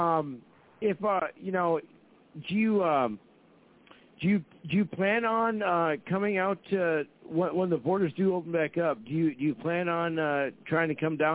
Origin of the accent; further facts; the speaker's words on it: Fargo, North Dakota, United States; there's a lot of us in Fargo